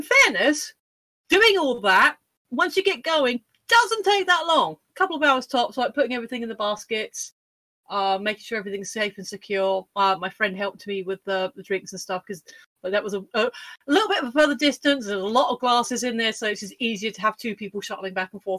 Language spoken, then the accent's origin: English; United Kingdom; I'm British.